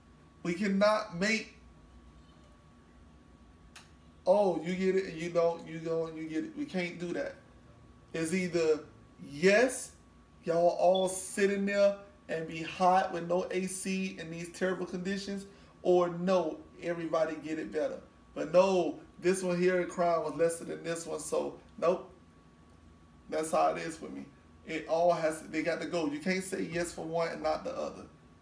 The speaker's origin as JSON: {"language": "English", "town": "Miami", "region": "Florida", "country": "United States", "said": "Yeah, but I'm from Miami."}